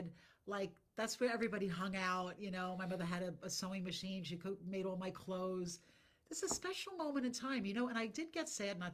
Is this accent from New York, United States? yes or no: yes; New York City, New York, United States; I'm born in Brooklyn